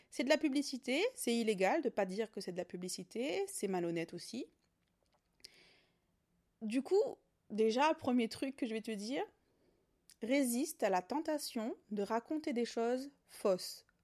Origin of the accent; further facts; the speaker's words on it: Réunion, France; Je suis réunionnaise, maman allaitante engagée.